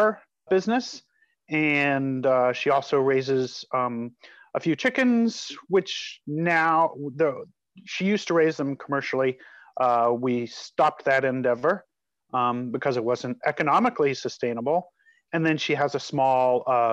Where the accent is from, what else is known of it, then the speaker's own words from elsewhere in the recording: just outside of Denver, Colorado, United States; moved away; also born or lived in San Francisco Bay Area, California; I was born just outside of Denver, Colorado